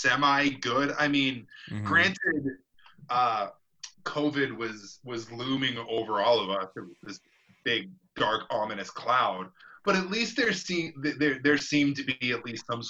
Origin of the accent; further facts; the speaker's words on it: Utah, United States; Jordan and I are tried and true Utah Countyers, Utah Countyites